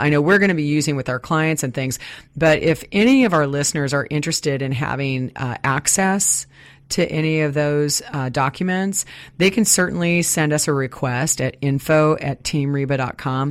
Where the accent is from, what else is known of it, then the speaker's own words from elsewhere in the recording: Midwest, United States; now in Puget Sound, United States; I grew up in the Midwest